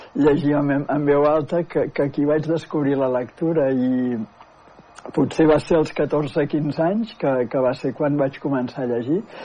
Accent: Manlleu, Catalonia, Spain; moved away as an adult; also born or lived in Barcelona; now in Manresa, Spain; sóc de Manlleu, tot i que des dels 19 anys que vaig marxar a estudiar a Barcelona ja no hi he tornat a viure

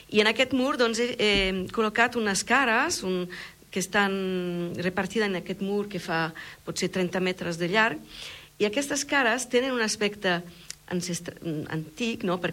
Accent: France; Catalan is a second language; also born or lived in Milan, Italy; now in Tarragona, Spain; a Milà, eh, he crescut una part de la meva vida allà, eh, he viscut a França, eh, una gran part, soc francesa, però i, i al final eh, he, he, he acabat aquí a, a, a, al, al costat de, la, eh, de les platges de Tarragona

